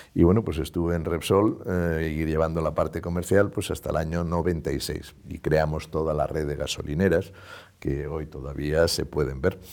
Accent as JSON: {"language": "Spanish", "country": "Spain"}